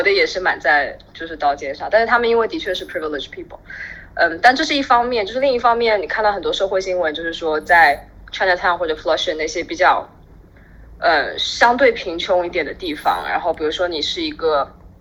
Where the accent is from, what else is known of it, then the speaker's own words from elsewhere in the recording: Shanghai, China; also born or lived in Brooklyn, New York, United States; now in New York, United States; 因为我是，我是上海人嘛，然后从来没有吃过盆菜